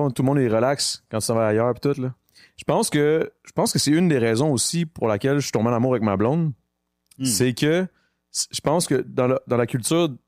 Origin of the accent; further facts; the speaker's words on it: Longueuil, Quebec, Canada; Mais je viens de JPK, moi.